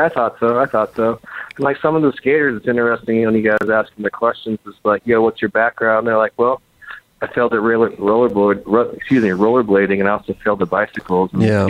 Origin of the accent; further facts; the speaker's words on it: Midwest, United States; I'm from the Midwest. I've been to Venice Beach a handful of times